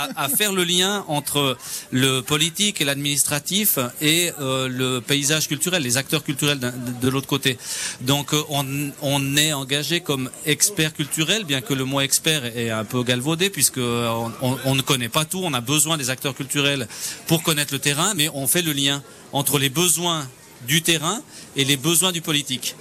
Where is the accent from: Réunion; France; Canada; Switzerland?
Switzerland; Fully, Valais; je viens de Fuyon